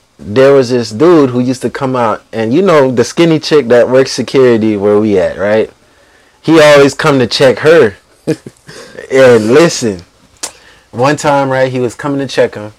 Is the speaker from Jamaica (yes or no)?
yes; Jamaica; I'm Jamaican